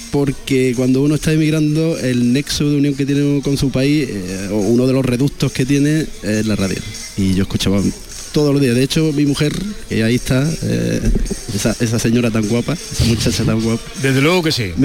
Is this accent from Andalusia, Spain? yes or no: yes; Granada, Andalusia, Spain; also born or lived in Málaga / Chile; De sí. O sea, nací en Málaga, me crié en Granada, empecé a estudiar, a trabajar, me fui alejando, me fui alejando hasta que llegué a Chile.